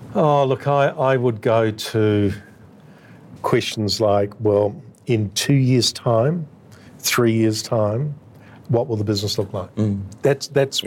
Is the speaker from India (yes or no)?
no; Australia